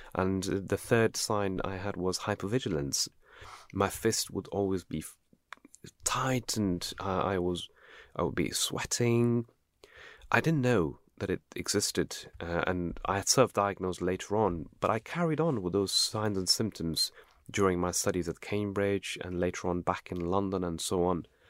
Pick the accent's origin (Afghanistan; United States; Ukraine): Afghanistan; now in United Kingdom; I came from Afghanistan